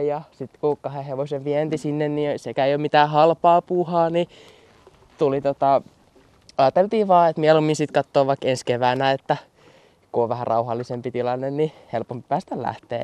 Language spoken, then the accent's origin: Finnish; Pukkila, Uusimaa, Finland; mun kotikylässä Pukkilassa